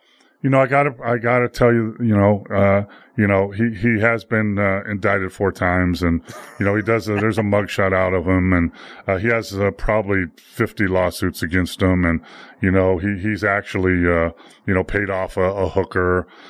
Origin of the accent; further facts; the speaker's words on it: United States; but I am an American, mm-hmm. and, you know, I grew up with a middle, you know, a lower middle class family